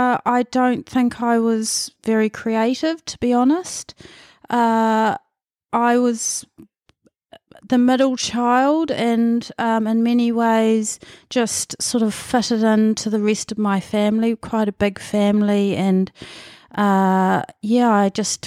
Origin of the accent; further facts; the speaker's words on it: Manutuke, Gisborne, New Zealand; born there; I was born in Manatuki, which is Gisborne was my big town, about 30, 40 minutes out of Gisborne, near Yangnick's Head around there, another Moriwai actually.